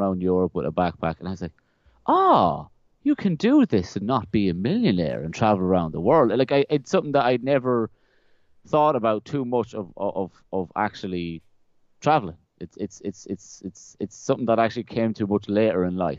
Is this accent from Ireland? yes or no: yes; west of Ireland, Ireland; moved away as an adult; also born or lived in South London, United Kingdom / Carlow, Ireland; now in Wellington, New Zealand; we moved to like the west of Ireland, which is where all the really romantic, fiddly Irish movies are made, because it looks really Irish. That I was there, I lived there for like 12 years